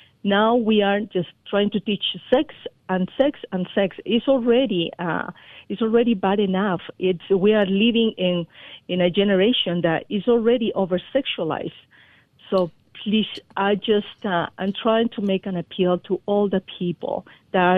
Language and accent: English; Peru; moved away as an adult; now in United States; I was born in Peru